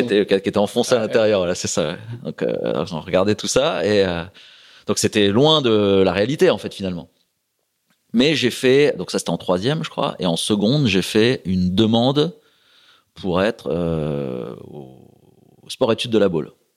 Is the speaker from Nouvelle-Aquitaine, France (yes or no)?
no; La Croix-Saint-Ouen, Hauts-de-France, France; moved away; also born or lived in Port-la-Forêt; il y avait un petit club à côté de chez moi, à la Croix-Saint-Ouen, un petit bled, sur l'Oise